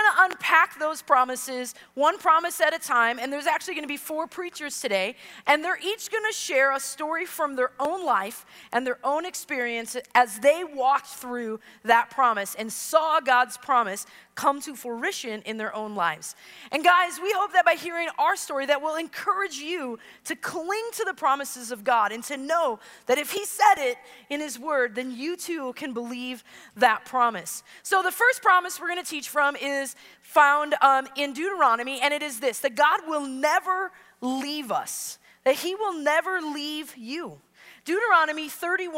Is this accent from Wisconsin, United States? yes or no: yes; Wisconsin, United States; I'm from Wisconsin